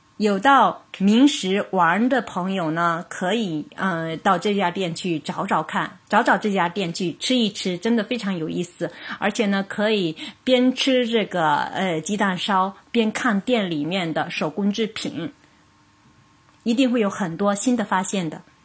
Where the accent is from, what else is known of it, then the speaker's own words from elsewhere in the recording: China; 我们中国人